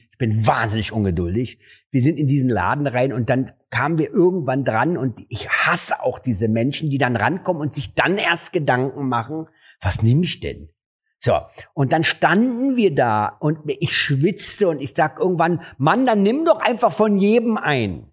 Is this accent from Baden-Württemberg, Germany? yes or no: no; Berlin, Germany; also born or lived in Mariendorf, Berlin / Neukölln, Berlin; Aufgewachsen bin ich in Kreuzberg